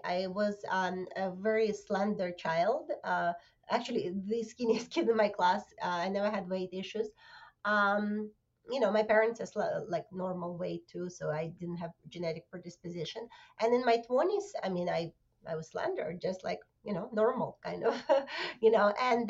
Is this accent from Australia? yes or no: no; Russia; now in New Jersey, United States; Originally, I came from Russia 20 years ago. And right now, I live in New Jersey.